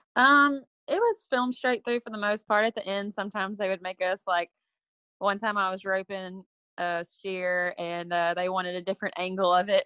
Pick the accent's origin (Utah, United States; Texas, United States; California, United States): Texas, United States; Hampshire; I was born and raised in Hampshire, Texas